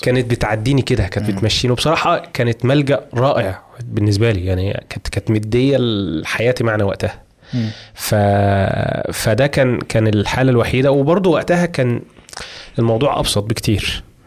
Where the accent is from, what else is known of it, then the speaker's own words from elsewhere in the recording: Egypt; عندنا في مصر